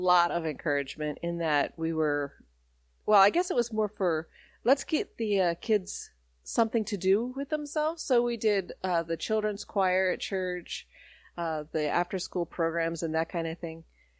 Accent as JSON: {"language": "English", "town": "Colorado Springs", "region": "Colorado", "country": "United States", "tie": "born there", "also_born_or_lived": "Denver, Colorado / Alabama", "said": "where I was born was Colorado Springs at the Air Force Base. And then I moved to Denver, Colorado, where my brother was born, and then learned to talk in Alabama"}